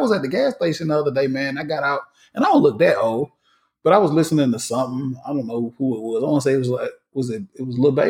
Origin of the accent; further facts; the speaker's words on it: the South, United States; I'm very uh, partial to Southern hip hop because that's what we connect to growing up in the South.